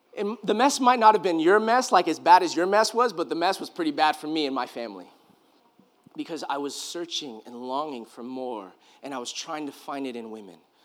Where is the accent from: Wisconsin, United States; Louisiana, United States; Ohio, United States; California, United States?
California, United States; I grew up in California